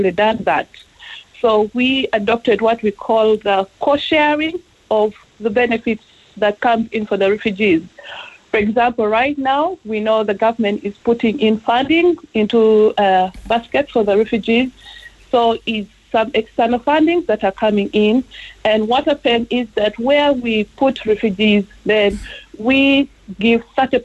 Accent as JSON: {"language": "English", "country": "Uganda", "moved": "yes", "lives_now": "Ireland", "said": "I'm from Uganda"}